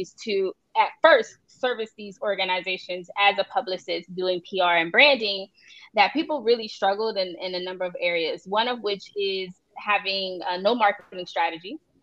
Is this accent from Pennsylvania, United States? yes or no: yes; Philadelphia, Pennsylvania, United States; now in Miami, United States; I'm originally from Philadelphia. I currently live in Miami, Florida